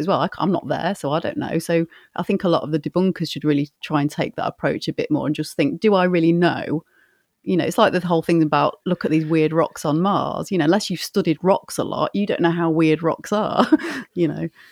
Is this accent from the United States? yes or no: no; Grimsby, Yorkshire and the Humber, United Kingdom; one had popped up in Grimsby, which is, like, seven miles north of where I am. That's, like, my hometown